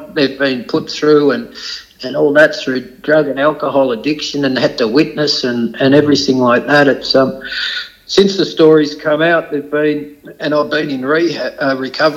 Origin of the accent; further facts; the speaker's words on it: Beaumaris, Victoria, Australia; growing up in Beaumaris, it was tough